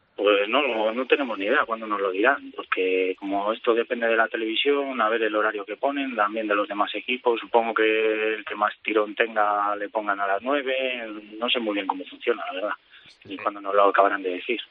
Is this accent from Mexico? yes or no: no; Palencia, Castile and León, Spain; moved away as an adult; now in Becerril de Campos, Spain; soy de Palencia, pero bueno, me casé, mi mujer es de aquí del pueblo y vivo aquí en el pueblo